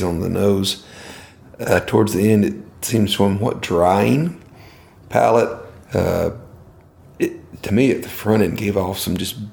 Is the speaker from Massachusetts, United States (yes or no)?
no; Podunk, Georgia, United States; I grew up in Podunk, Georgia. We got 30,000 people in the whole county.